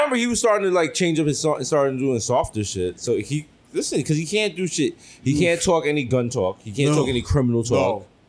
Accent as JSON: {"language": "English", "town": "New York City", "region": "New York", "country": "United States", "said": "I come from the Bronx, BX all day."}